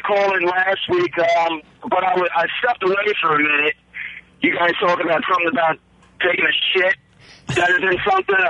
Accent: Baltimore, Maryland, United States; I'm from Baltimore.

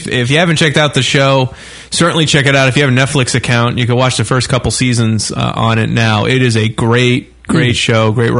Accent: Canada; I'm a Canadian Chippendale.

